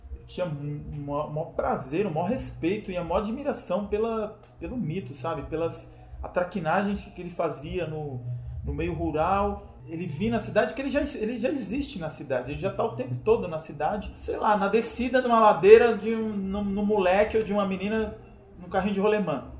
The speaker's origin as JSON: {"language": "Portuguese", "region": "São Paulo", "country": "Brazil", "tie": "born or raised there", "also_born_or_lived": "Bahia", "said": "eu nasci na Bahia, no interior da Bahia, e vim para cá, para São Paulo, muito cedo, com 3 anos de idade"}